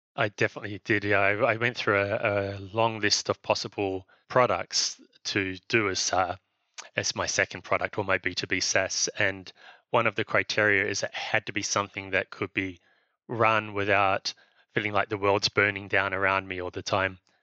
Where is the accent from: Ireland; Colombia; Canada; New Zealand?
New Zealand; now in Spain; I'm from New Zealand, but I'm living in Spain